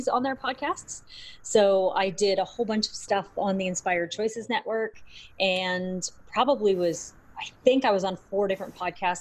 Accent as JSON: {"language": "English", "country": "Canada", "said": "I'm Canadian"}